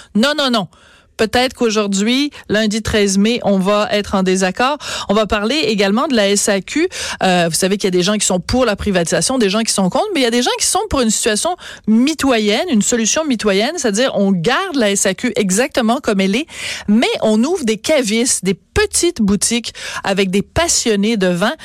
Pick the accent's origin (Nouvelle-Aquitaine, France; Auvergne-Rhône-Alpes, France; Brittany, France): Nouvelle-Aquitaine, France; Bordeaux; je suis née à Bordeaux, euh, en France